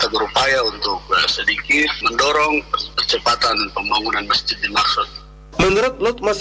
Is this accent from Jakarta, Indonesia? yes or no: no; Papua, Indonesia; merupakan representasi dari budaya lokal kita orang Papua bukan hanya mak untuk orang nikah saja